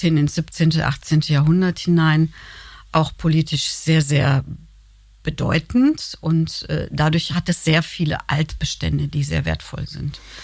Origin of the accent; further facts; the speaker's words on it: North Rhine-Westphalia, Germany; now in Cologne, Germany; ich bin Westfälin